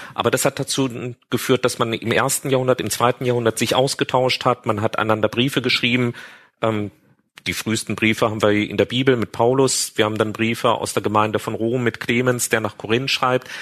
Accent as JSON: {"language": "German", "town": "Marburg", "region": "Hesse", "country": "Germany", "tie": "born or raised there", "said": "ich bin eben in Marburg aufgewachsen"}